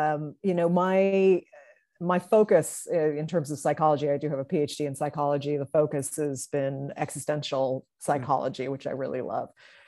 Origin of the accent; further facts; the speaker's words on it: Salem, United States; growing up in Salem, I was very interested in like all these psychologicals, and I wasn't telling anybody